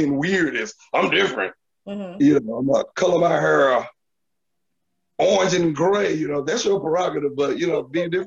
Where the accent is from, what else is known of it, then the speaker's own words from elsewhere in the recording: Memphis, Tennessee, United States; the city that I live in, which is Memphis, and I'm from South Memphis